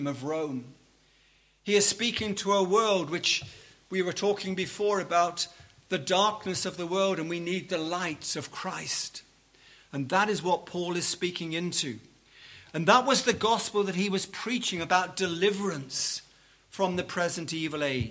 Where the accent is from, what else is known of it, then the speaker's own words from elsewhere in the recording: Liverpool, North West England, United Kingdom; I come from Liverpool